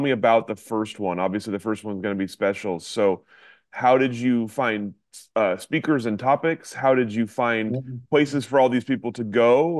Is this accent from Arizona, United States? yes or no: no; Eugene, Oregon, United States; born and raised in Eugene, so I'm an Oregonian through and through.